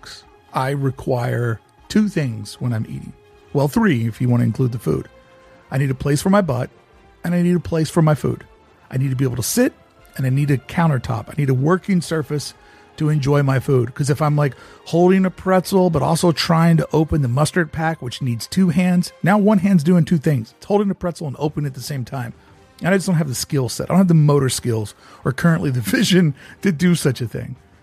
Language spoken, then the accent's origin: English; the South, United States; I come from the South